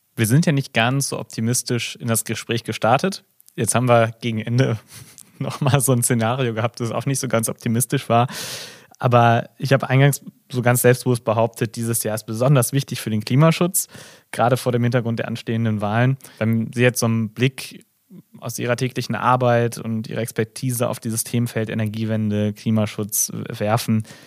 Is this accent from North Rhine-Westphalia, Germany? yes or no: yes; Gelsenkirchen, North Rhine-Westphalia, Germany; Ich bin gebürtiger Gelsenkirchner